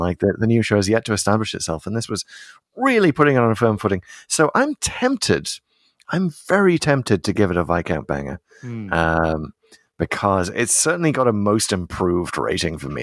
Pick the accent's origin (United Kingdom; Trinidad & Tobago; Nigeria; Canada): United Kingdom; as a British person